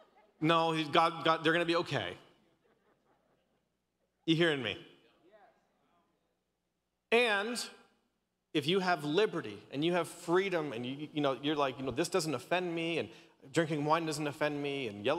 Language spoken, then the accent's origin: English; Canada; My wife is Australian, and of course I'm Canadian, and my parents are like locked up in Canada right now.